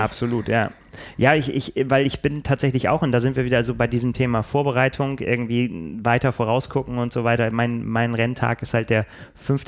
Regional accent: Bremen, Germany; now in Hamburg, Germany; Dabei bin ich ja gar kein Hamburger. Ich bin ja Bremer

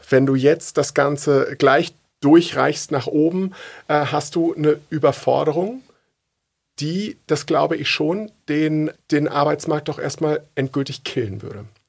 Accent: Uelzen, Lower Saxony, Germany; ich komme aus Uelzen

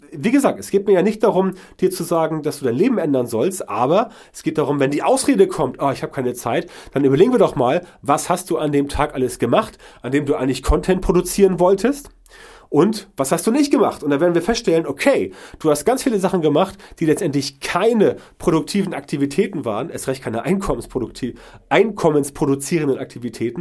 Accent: Germany; bei uns in Deutschland

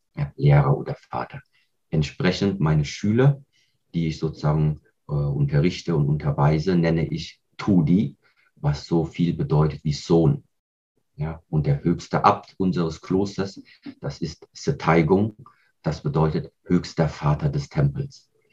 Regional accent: Kaiserslautern area, Rhineland-Palatinate, Germany; Ich bin hier in Deutschland aufgewachsen, auch hier im Raum Rheinland-Pfalz bei Kaiserslautern

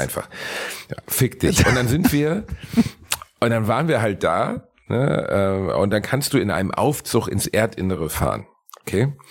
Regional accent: Gelsenkirchen, North Rhine-Westphalia, Germany; moved away; also born or lived in Cologne; mein Heimatort Gelsenkirchen-Rotthausen

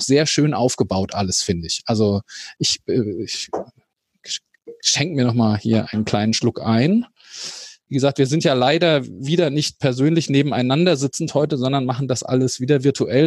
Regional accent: Hesse, Germany; als Hesse

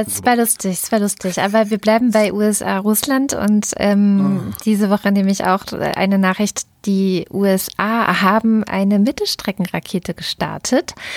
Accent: Saxony-Anhalt, Germany; moved away; in Sachsen-Anhalt, meine alte Heimat

